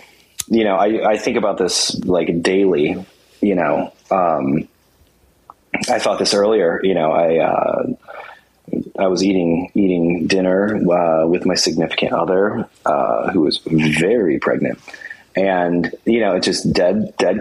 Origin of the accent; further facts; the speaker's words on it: Saginaw, Michigan, United States; my hometown was Saginaw